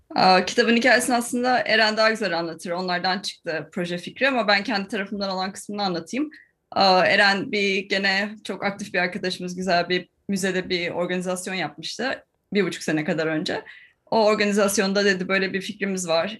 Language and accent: Turkish; Ankara, Turkey; moved away as an adult; also born or lived in Florida, United States / Istanbul; now in Oxford, United Kingdom; Beş yaşıma kadar oradaydım yani. Ondan sonra işte Ankara'ya geliyoruz. Annem babam ben. Ondan sonra Ankara'da ODTÜ, ilkokul, ortaokul, lise